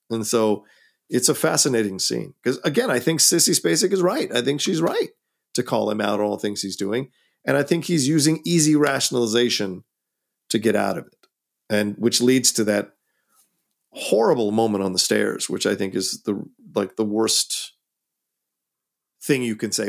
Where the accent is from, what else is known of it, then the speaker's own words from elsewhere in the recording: United States; I can only speak as an American 'cause that's the only culture I've grown up